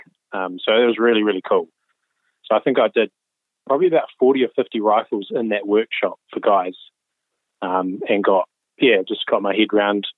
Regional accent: rural area north of Wellington, New Zealand; I grew up in Wellington, and well, not Wellington itself, kind of a rural area north of Wellington, about 45 minutes out.

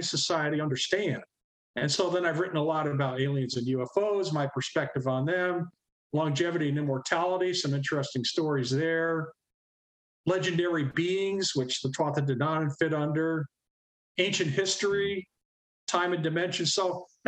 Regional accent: Corning, New York, United States; also born or lived in Troy, New York; I'm originally from Western New York State, being born in Corning.

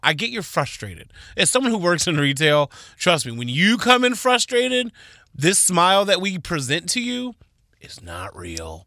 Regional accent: Texas, United States; I was born in Texas to Donna and Floyd Anderson

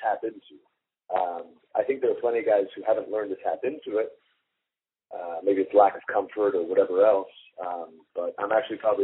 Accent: Hagerstown, Maryland, United States; moved away as an adult; also born or lived in Cincinnati, Ohio; I'm from Maryland originally. I was born and raised in Hagerstown.

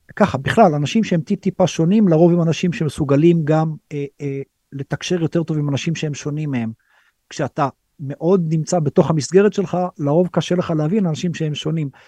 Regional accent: Israel; moved away as an adult; now in India; אנחנו כישראלים

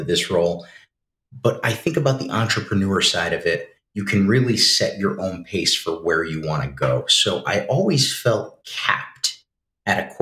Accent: near Saratoga Springs, upstate New York, United States; local, born and raised here. Lived in the city for a little while

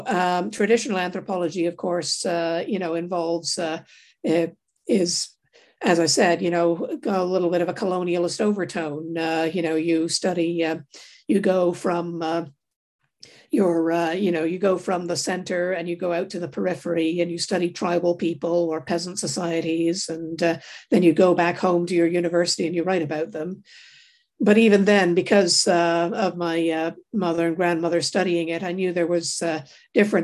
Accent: Toronto, Ontario, Canada; I grew up in Toronto in Canada.

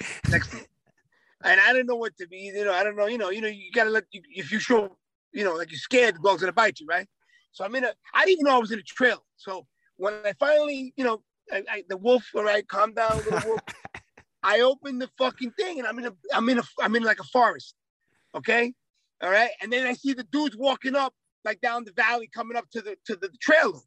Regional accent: New York City, New York, United States; I'm from New York City.

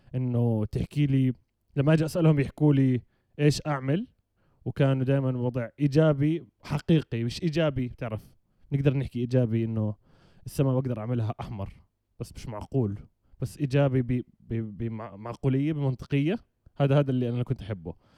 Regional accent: Jordan; عندنا بالاردن

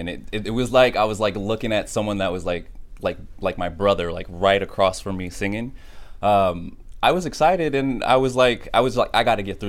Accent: Sacramento, California, United States; I'm 34. I'm from Sacramento, California.

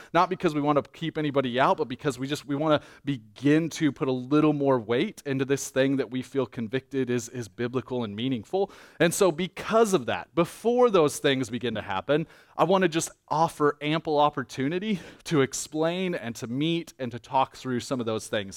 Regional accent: United States; as an American

